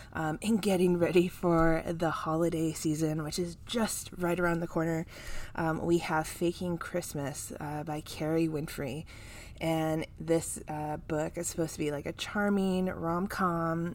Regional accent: California, United States; my home state

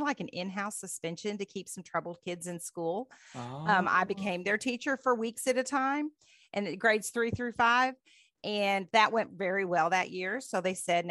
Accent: Henderson, Kentucky, United States; accent: true Kentuckian; moved away as an adult; also born or lived in Dayton, Ohio / Caldwell County, Kentucky; now in California, United States; when we moved to Kentucky in 1980 from Ohio, I was in fifth grade

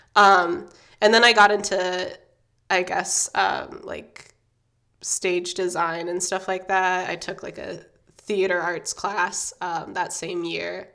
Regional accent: Indiana, United States; I grew up um, in Indiana. Well, I'm growing up, I guess, in Indiana, and it's sort of like a it's a small college town.

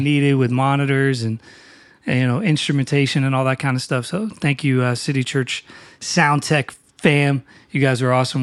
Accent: New Castle, Pennsylvania, United States; now in Philadelphia, United States; I am originally from Newcastle, Pennsylvania

